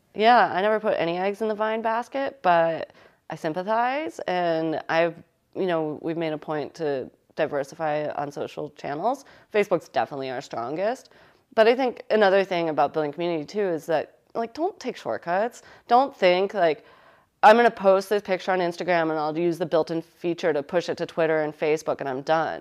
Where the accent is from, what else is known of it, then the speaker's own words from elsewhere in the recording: United States; we're, we're from Connecticut and New York